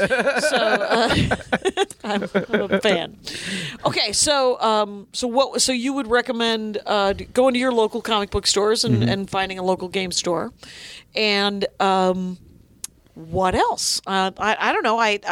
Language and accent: English; Wisconsin, United States; I'm from Wisconsin. There's not a lot of raccoons there.